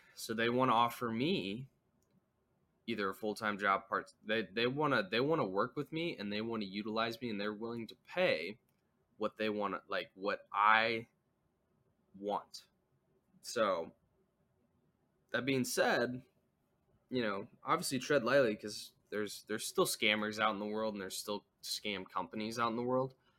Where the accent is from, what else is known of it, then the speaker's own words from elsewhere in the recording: United States; as an American